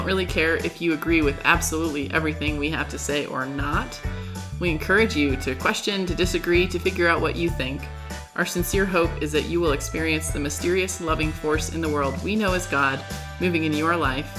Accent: California, United States; when I tell them I'm from California.

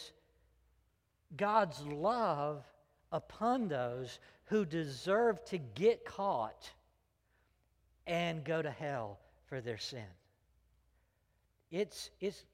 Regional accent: Greenville, United States; public schools that I grew up in Greenville

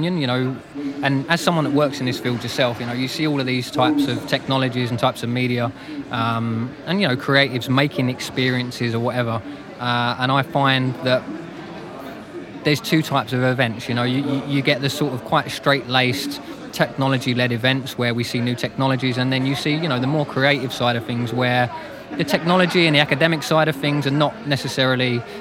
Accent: London, United Kingdom; being a Londoner myself

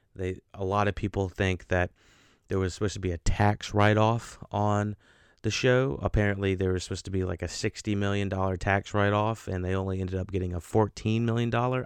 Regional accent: North Carolina, United States; North Carolina, my home state.

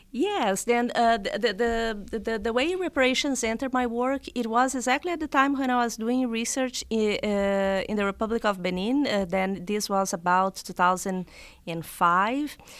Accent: South Region, Brazil; English is a second language; moved away as an adult; now in United States; I was born and raised in Brazil

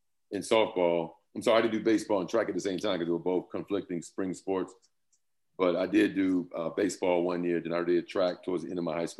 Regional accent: Yorktown, Virginia, United States; moved away as an adult; also born or lived in Boston, Massachusetts; born and raised in down in Yorktown, Virginia.

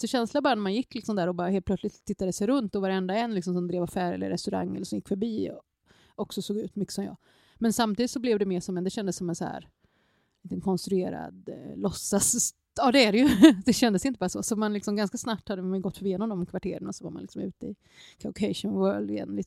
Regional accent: Motala, Östergötland, Sweden; also born or lived in Seoul, South Korea; now in Jönköping, Sweden; jag kom till Motala.

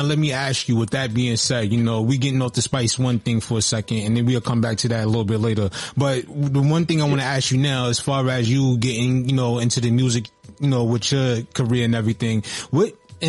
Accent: Texas, United States; So, like, growing up in Texas, I know, like, you know, we mentioned a lot of the legends that come out of Texas.

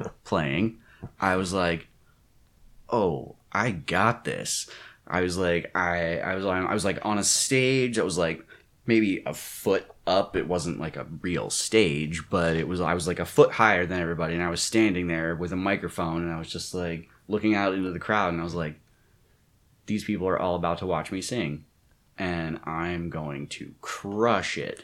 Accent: Maryland, United States; moved away; also born or lived in Pennsylvania; I'm originally from Maryland

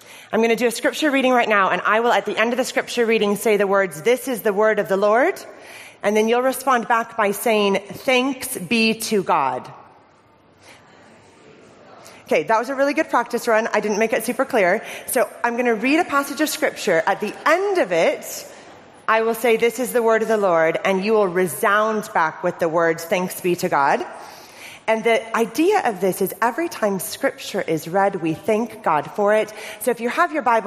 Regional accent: Orange County, California, United States; moved away as an adult; I'm originally from Orange County, California. Moved here 4 years ago.

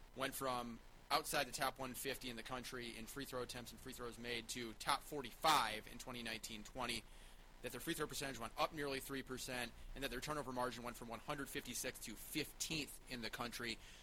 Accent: Minneapolis, Minnesota, United States; moved away; my hometown, Minneapolis, Minnesota

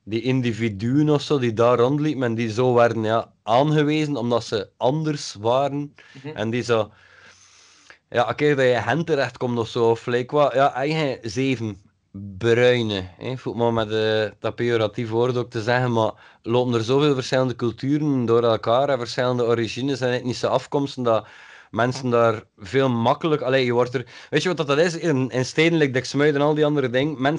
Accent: IJmuiden, North Holland, Netherlands; En dat je moet weten, ik kom uit Exmuiden.

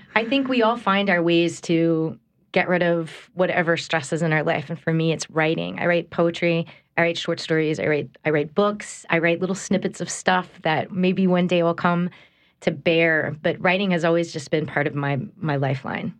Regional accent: United States; moved away as an adult; also born or lived in Texas / New York / Connecticut; I'm from here, I'm from Homa, but then I was in school in Texas.

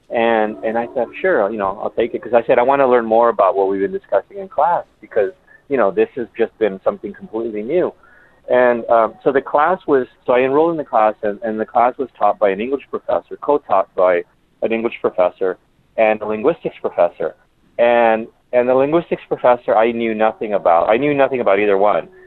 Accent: Edinburg, Texas, United States; also born or lived in Taft / Corpus Christi; we moved from Taft um, to Corpus, and then from there to Edinburg, Texas, which is down in the in the valley, the Rio Grande Valley of Texas.

